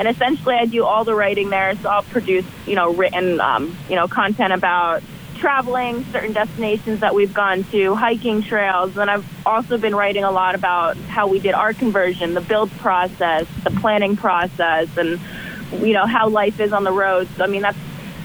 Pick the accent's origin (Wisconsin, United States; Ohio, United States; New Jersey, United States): New Jersey, United States; Rutgers area; we're both from New Jersey, both from Central Jersey. I'm from right around Rutgers area